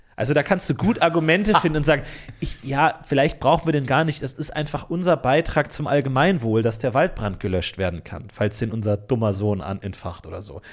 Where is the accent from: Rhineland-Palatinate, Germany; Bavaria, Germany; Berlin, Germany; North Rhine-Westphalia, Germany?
Bavaria, Germany; Ebersberg; In meiner Heimatstadt Ebersberg